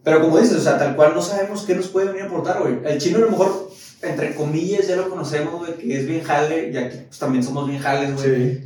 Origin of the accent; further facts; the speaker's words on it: Mexico; como mexicanos